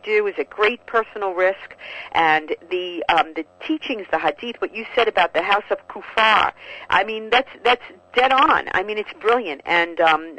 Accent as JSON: {"language": "English", "region": "New York", "country": "United States", "said": "As a New Yorker"}